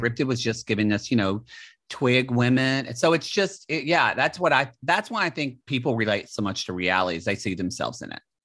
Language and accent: English; the South, United States; moved away as an adult; as a gay person, for me, and Jake too, and us growing up in the South